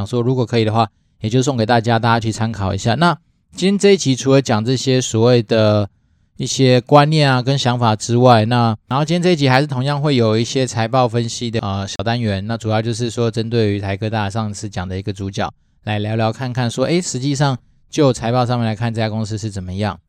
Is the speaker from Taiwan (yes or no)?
yes; Taiwan; 我自己是因为毕竟都是在台湾土生土长的土鸡